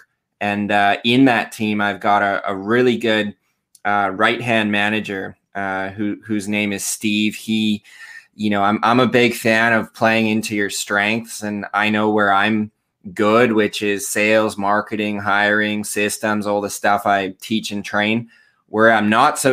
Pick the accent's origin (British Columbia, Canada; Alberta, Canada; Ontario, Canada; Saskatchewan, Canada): British Columbia, Canada; Surrey; I am from Canada. I'm in a small-ish town in British Columbia. Here is one of our provinces. And I've been pretty much born and raised. I live just outside Vancouver in a town called Surrey.